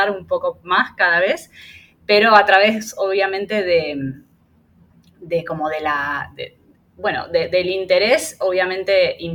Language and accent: Spanish; Argentina; moved away as an adult; now in Panama; argentina, em, tengo 38 años, vivo en Panamá hace un poquito más de tres años.